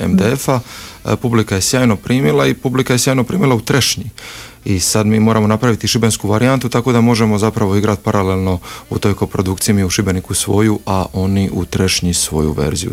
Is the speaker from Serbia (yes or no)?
no; Split, Split-Dalmatia County, Croatia; ja sam iz Splita